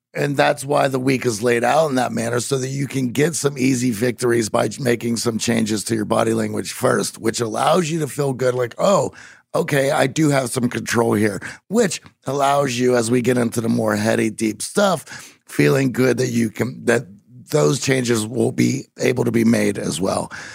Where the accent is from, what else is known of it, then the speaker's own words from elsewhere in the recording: Pittsburgh, Pennsylvania, United States; I'm from Pittsburgh and there's no accent going on.